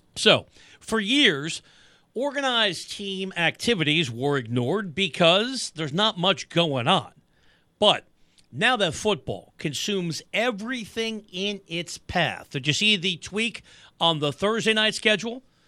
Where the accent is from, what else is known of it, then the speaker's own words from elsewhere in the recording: New York, United States; now in Southern California, United States; We're both from New York